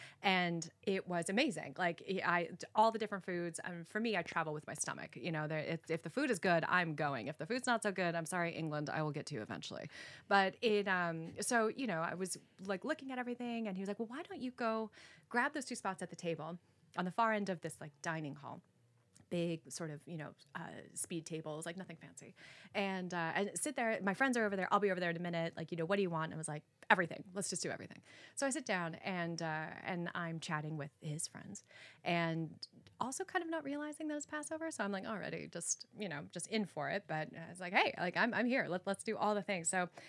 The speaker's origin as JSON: {"language": "English", "country": "Costa Rica", "tie": "born or raised there", "said": "I grew up in Central America. So then there's that where you're like, okay, well, you're now too everything for, you know, to be Costa Rican."}